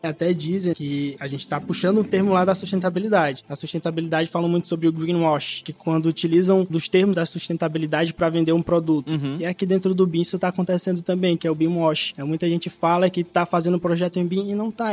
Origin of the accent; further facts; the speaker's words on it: Alagoas, Brazil; now in Teresina, Brazil; Sou alagoano, nasci e cresci em Alagoas